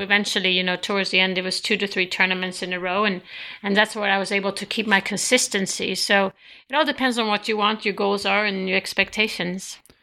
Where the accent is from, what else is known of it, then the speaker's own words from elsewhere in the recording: Sweden; moved away; growing up in Sweden